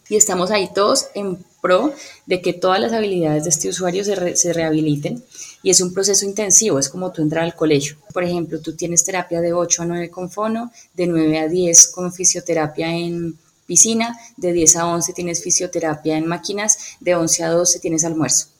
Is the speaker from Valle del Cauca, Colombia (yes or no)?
yes; Cali, Valle del Cauca, Colombia; also born or lived in Popayán / Bogotá; realmente nací en Popayán, pero he vivido toda mi vida en Cali, más o menos como de los cinco años